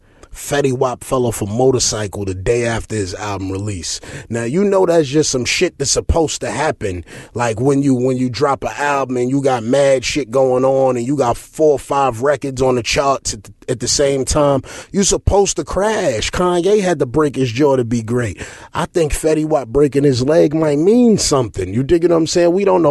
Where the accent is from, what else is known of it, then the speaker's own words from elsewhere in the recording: La Ceiba, Atlántida, Honduras; also born or lived in Tegucigalpa; know, I derived from Tegucigalpa, Honduras. You dig what I'm saying? That's just the capital, but I'm really from La Ceiba. Shout out to all the cacrachos in La Ceiba.